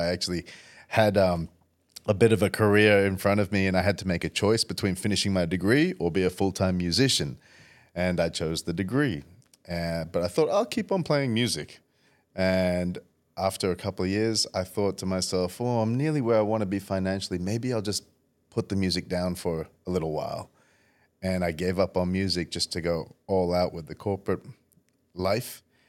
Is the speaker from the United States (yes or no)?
no; Indonesia; also born or lived in Saudi Arabia / Perth, Australia; growing up I was fairly privileged living around the world with dad as an expat in Indonesia, and I was born in Saudi Arabia. So we had some pretty luxurious lifestyles until we came to Perth